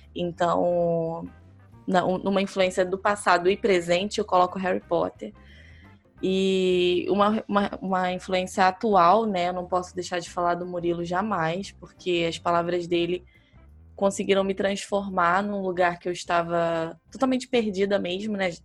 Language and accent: Portuguese; Belford Roxo, Rio de Janeiro, Brazil; eu sou de Belfor Roxo, que é município da Baixada Fluminense, no Rio de Janeiro